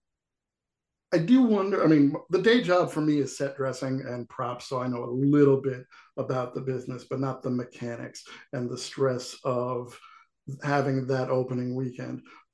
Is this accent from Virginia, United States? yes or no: no; New York, United States; where I grew up in New York